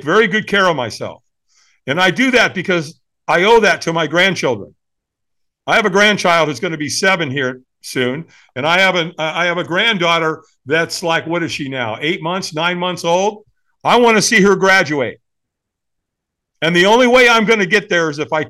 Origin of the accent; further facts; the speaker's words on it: Southern California, United States; I grew up in Southern California